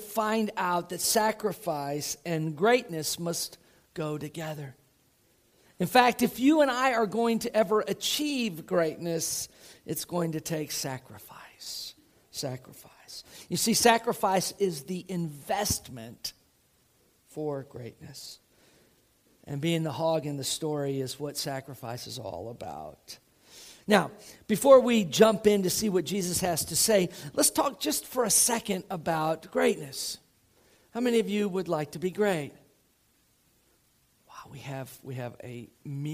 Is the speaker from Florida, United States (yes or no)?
yes; Tampa, Florida, United States; moved away; I grew up outside of Tampa, Florida